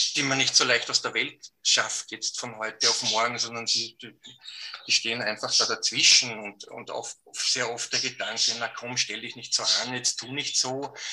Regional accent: Austria; bei uns in Österreich

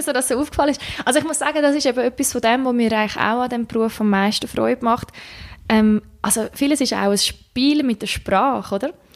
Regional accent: Switzerland; also born or lived in Czech Republic; ich bin in der Schweiz mehr oder weniger aufgewachsen. Also wir haben auch noch im Ausland gewohnt, wo ich klein bin als, als Kind

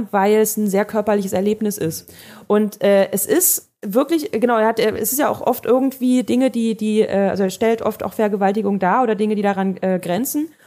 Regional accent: Germany; wir als Deutsche hier

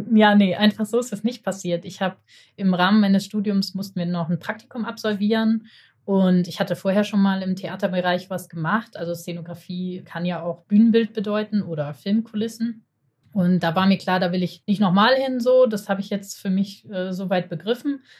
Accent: Hamburg, Germany; ich bin Hamburger

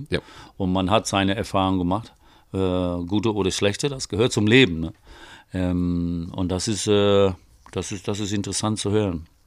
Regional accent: England, United Kingdom; ich meine, ich, ne, als Engländer, ich weiß, deine englischen Texte sind gut

